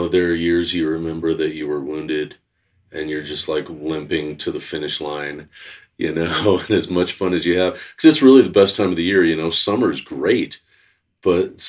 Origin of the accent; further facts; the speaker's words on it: Glenwood Springs, Colorado, United States; now in Snowmass Village, United States; I grew up in Glenwood.